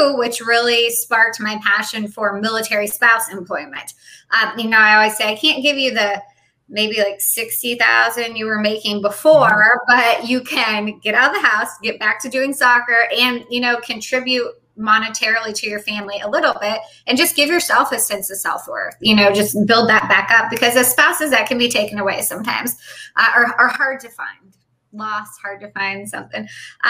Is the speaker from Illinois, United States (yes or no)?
yes; Illinois, United States; moved away as an adult; also born or lived in California / Japan / Hawaii; now in Jacksonville, North Carolina, United States; my hometown in Illinois